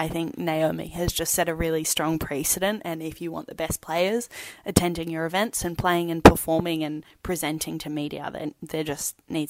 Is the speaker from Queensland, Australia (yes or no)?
yes; Queensland, Australia; obviously as a Queenslander, I'm stoked.